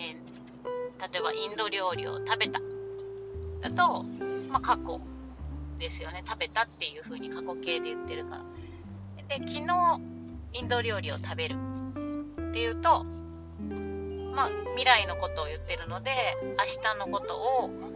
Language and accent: Japanese; Japan; 日本人の日本で生まれ育った私たち